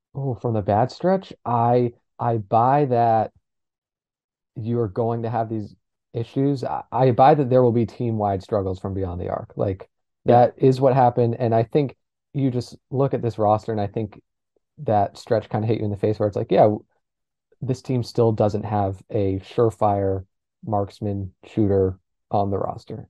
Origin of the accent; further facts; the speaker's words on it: New Hampshire, United States; I'm also from New Hampshire